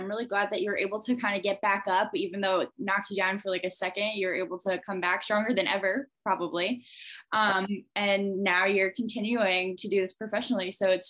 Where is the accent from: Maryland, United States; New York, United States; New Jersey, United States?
New York, United States; Syracuse; we both grew up dancing in Syracuse, New York.